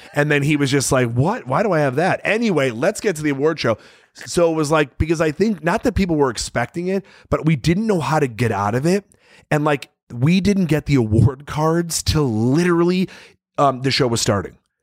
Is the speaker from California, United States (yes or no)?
no; Chicago, Illinois, United States; growing up in Chicago